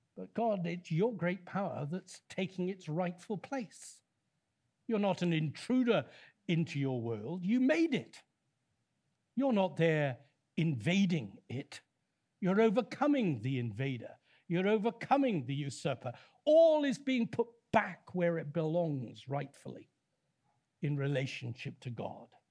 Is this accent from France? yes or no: no; Leicester, East Midlands, United Kingdom; I come from Leicester